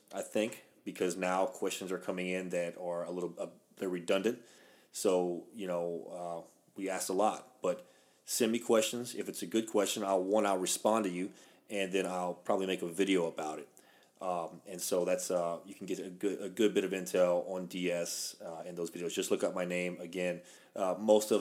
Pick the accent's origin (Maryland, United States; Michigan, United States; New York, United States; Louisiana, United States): Louisiana, United States; I'm from the South. I'm Cajun from Louisiana.